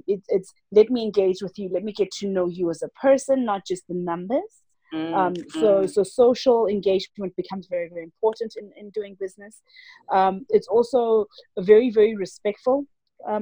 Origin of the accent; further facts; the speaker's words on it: South Africa; my own country. So I come from South Africa